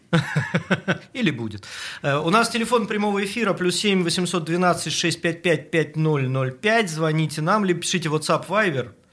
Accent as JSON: {"language": "Russian", "region": "Saint Petersburg", "country": "Russia", "tie": "born or raised there", "said": "мы, как истинные петербуржцы, которые тут родились и не в первом поколении"}